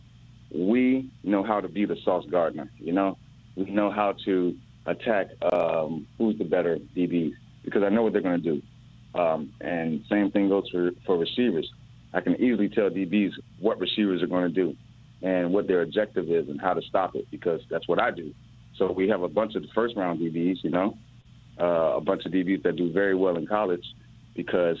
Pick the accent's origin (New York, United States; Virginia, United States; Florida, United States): Florida, United States; Miami; also born or lived in Oxford, Ohio; I'm from Miami. I played at Scott Lake, Miami Pace, and Miramar